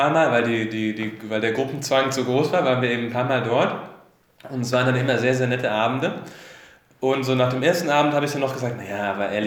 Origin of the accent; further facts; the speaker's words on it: Swabia, Germany; Ich bin ja auch Schwabe und da passt das alles ganz gut an.